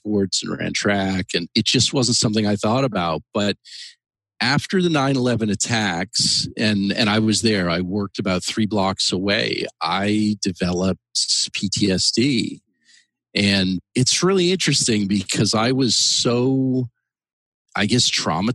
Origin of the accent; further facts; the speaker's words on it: Canada; moved away as an adult; now in United States; I came to the United States. I'm actually originally from Canada in the mid 90s, and I came here